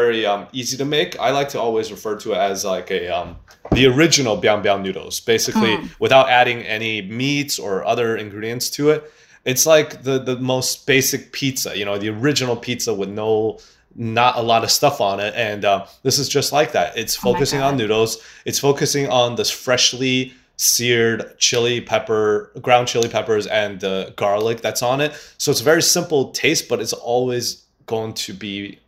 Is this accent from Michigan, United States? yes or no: yes; Michigan, United States; growing up in Michigan